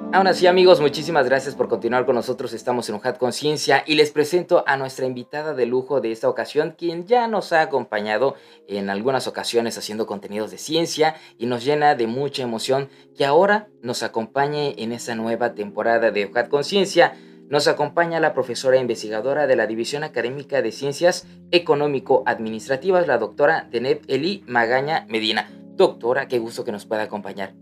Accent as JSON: {"language": "Spanish", "region": "Tabasco", "country": "Mexico"}